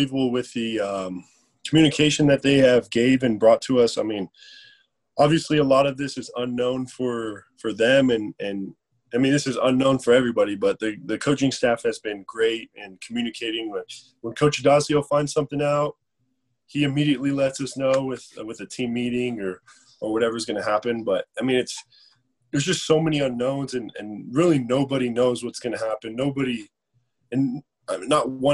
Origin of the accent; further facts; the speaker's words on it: Colorado, United States; this is where I'm from. This is my home state